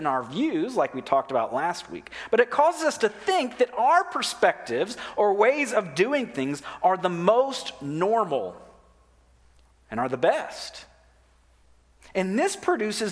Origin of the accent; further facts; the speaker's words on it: United States; as American Christians